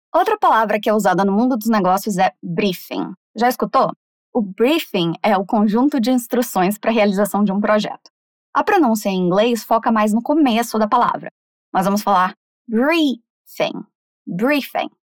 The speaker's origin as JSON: {"language": "Portuguese", "country": "Brazil", "said": "a forma que a gente fala aqui está correta"}